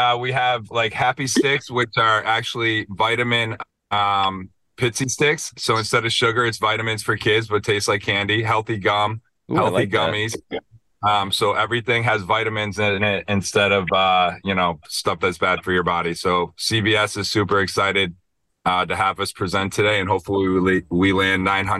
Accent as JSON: {"language": "English", "town": "Buffalo", "region": "New York", "country": "United States", "tie": "born or raised there", "said": "Buffalo. What's that spell? {S10} Buffalo. {S11} I got to say my hometown."}